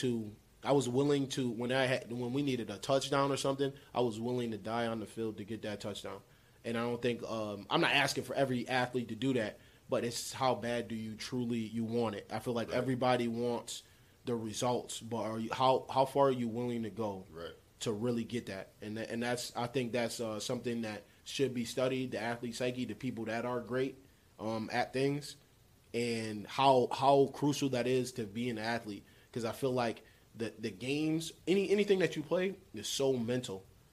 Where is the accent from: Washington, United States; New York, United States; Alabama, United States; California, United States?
New York, United States; Utica; I'm gonna say upstate New York. Upstate Utica.